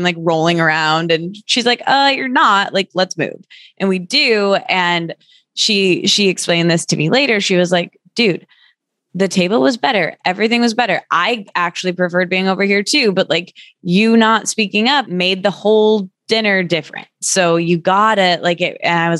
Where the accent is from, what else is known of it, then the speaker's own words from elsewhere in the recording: Midwest, United States; because essentially I'm from the Midwest and I'm like a real people pleaser.